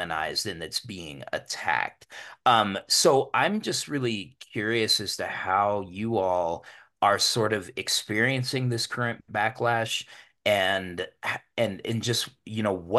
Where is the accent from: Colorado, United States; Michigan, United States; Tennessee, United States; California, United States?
Colorado, United States; Denver; I grew up in Denver's historically one of the most segregated cities in the country